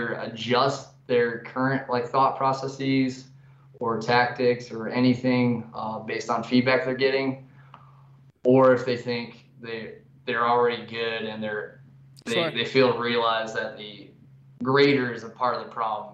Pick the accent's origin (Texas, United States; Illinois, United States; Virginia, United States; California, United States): California, United States; Canyon Lake; moved away as an adult; I'm from Southern California, Canyon Lake, California. It's in between LA and San Diego on the wrong side of the mountains.